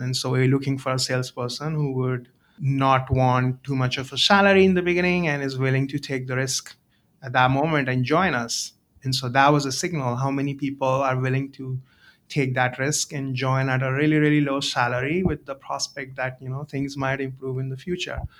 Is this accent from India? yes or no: yes; India; moved away; I grew up in India